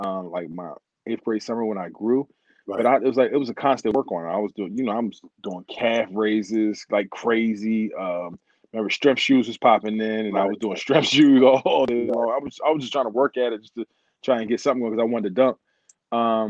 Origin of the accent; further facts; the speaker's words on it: Hamilton, New Jersey, United States; also born or lived in West Windsor-Plainsboro, New Jersey / Trenton, New Jersey; we moved from West Windsor Plainsboro to back to the city of Trenton, back to Hamilton.